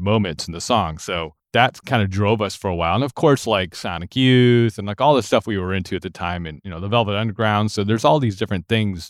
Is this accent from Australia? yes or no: no; Lansing, Michigan, United States; moved away as an adult; now in Nashville, United States; I grew up in Lansing, Michigan, which is the capital city of the state of Michigan